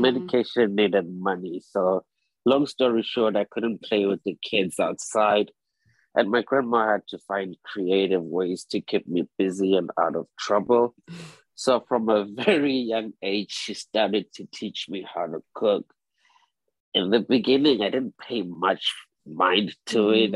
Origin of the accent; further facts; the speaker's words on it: Zimbabwe; moved away as an adult; also born or lived in South Africa / Harlem, New York; now in New York, United States; I was born and raised in Zimbabwe, but my father naturalized into a South African. So I spent most of my childhood in between both Zimbabwe and South Africa.